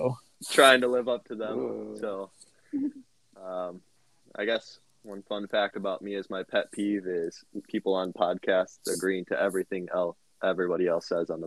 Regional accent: Kenya; moved away as an adult; now in United States; So I grew up in Kenya my whole life, and I recently came back to the States for Bible college

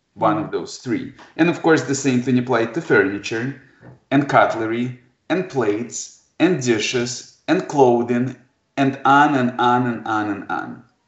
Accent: Kharkiv, Kharkiv Oblast, Ukraine; English is a second language; now in Detroit, United States; I was born in Kharkov, Ukraine

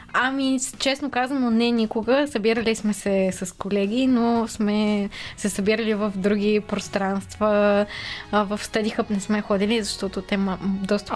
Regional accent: Sofia, Sofia City, Bulgaria; от София съм си родом

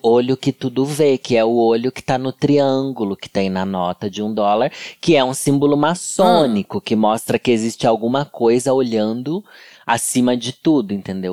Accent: Sorocaba, São Paulo, Brazil; moved away; lá na minha cidade, em Sorocaba

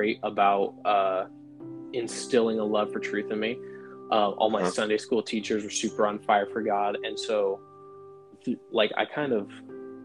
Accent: Waterbury, Connecticut, United States; I'm from Waterbury, Connecticut, and it's a kind of medium-sized city in Connecticut. I grew up with my dad as my pastor

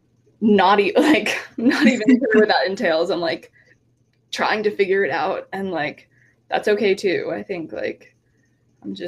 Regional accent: New Jersey, United States; moved away as an adult; also born or lived in New York / New Haven; now in Los Angeles, United States; I'm born and raised in New Jersey

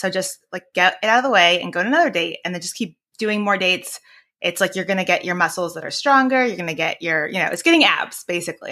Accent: Northern California, United States; also born or lived in Washington D.C. / Maryland; I'm from California, uh, Northern California

